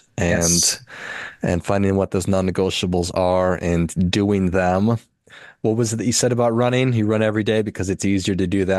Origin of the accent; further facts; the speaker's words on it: Duluth, Minnesota, United States; growing up in Duluth, Minnesota, when there's plenty of snow